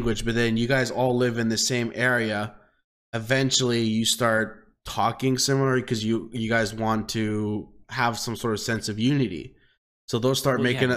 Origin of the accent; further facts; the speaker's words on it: Canada; We're Canadian too